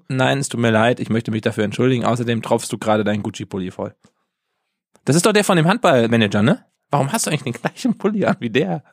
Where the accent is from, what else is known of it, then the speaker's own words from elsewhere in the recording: Germany; bei uns in Deutschland